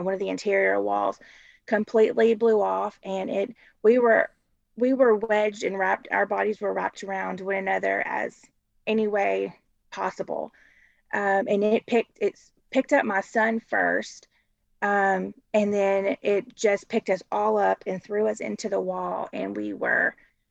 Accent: Murfreesboro, Tennessee, United States; moved away as an adult; now in Cookeville, United States; I'm from Murfreesboro

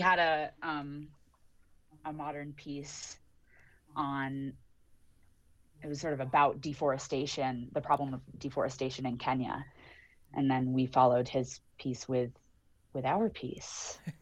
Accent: Lee, Massachusetts, United States; I grew up in Lee

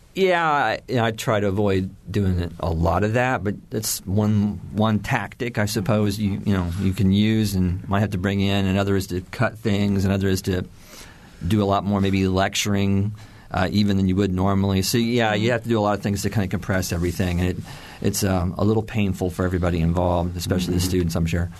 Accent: Indiana, United States; I grew up in Indiana in the 70s

